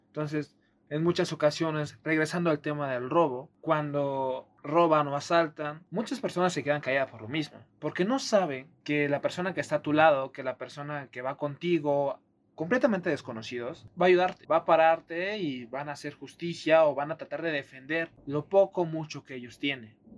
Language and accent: Spanish; Oaxaca, Mexico; now in Mexico City, Mexico; Yo que vengo de Oaxaca y de la zona donde soy